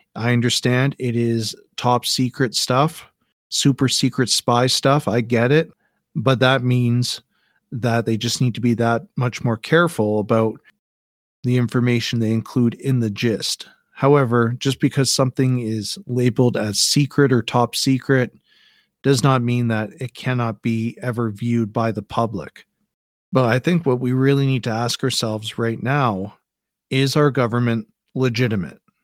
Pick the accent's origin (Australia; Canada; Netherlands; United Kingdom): Canada